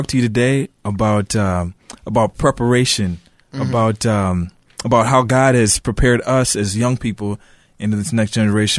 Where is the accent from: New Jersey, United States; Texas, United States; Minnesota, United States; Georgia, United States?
Minnesota, United States; Woodbury; So I was born and raised in Woodbury, Minnesota, so I'm a local here, and single-parent household.